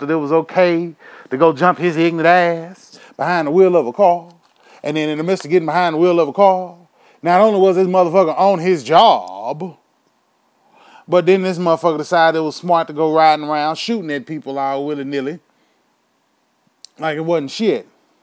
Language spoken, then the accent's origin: English; Houston, Texas, United States; my hometown of Houston, motherfucking Texas